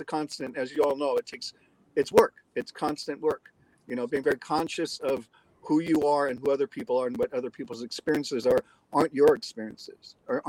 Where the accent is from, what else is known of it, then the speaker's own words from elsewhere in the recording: Hawaii, United States; I grew up in Hawaii, so I grew up in a very diverse community where actually the minority is actually white people. So it's an unusual dynamic. But I also grew up in a very military community